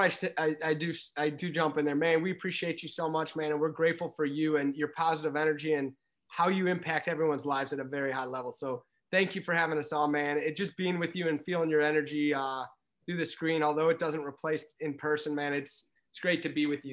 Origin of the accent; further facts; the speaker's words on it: St. Louis, Missouri, United States; now in Chicago, United States; growing up in Saint Louis, we didn't have a basketball team, right? And so, yes, I've been in Chicago for seventeen years